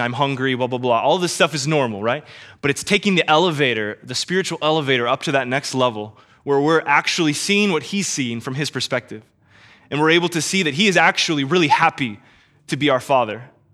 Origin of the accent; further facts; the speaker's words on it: Kansas City, United States; born and raised in Kansas City